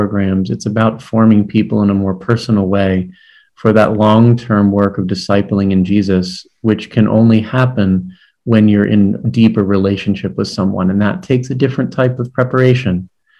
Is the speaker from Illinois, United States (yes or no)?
no; Maryland, United States; I was a DRE in a parish in Maryland, my home state, for 15 years